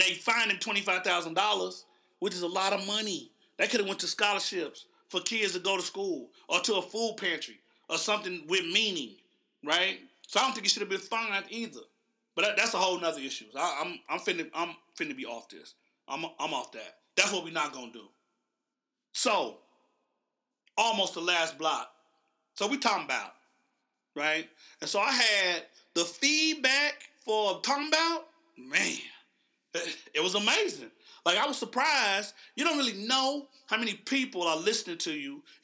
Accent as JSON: {"language": "English", "region": "Oklahoma", "country": "United States", "said": "I'm from Oklahoma."}